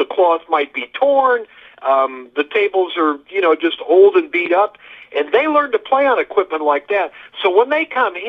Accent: Midwest, United States; So, it's just the way I was raised by my family. You know, I grew up in the Midwest. You've heard of Midwestern values

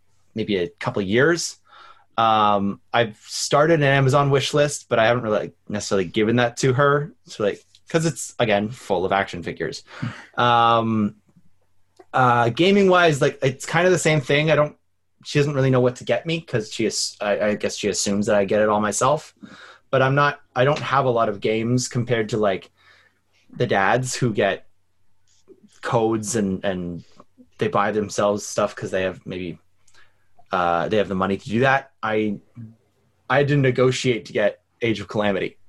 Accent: Canada; I'm Canadian

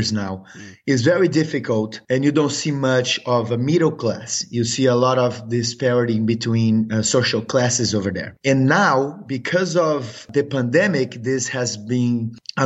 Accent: São Paulo, Brazil; moved away as an adult; now in United States; I'm actually from Brazil. I'm from São Paulo, Brazil. But I got to the U.S. 12 years ago through soccer.

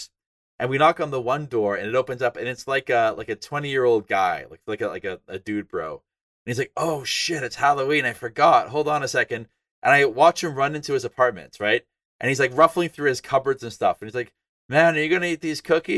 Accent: northern Alberta, Canada; I'm from Canada. And northern Alberta was really, really cold.

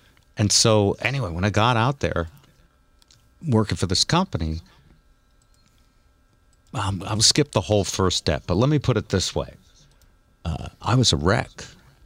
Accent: Hartford, Connecticut, United States; we both grew up in Hartford

